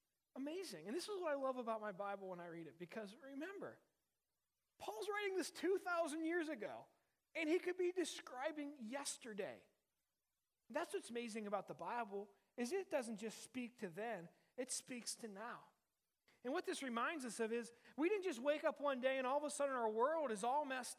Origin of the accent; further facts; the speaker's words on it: Uniontown, Pennsylvania, United States; I grew up in Uniontown, which is in Western Pennsylvania